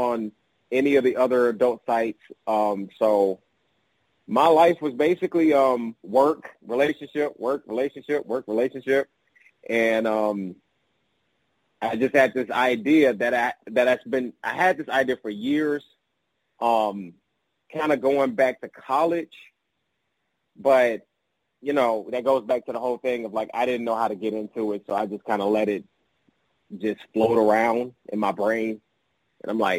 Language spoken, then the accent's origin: English; Chicago, Illinois, United States; I grew up on the south side of Chicago, in a neighborhood known as High Park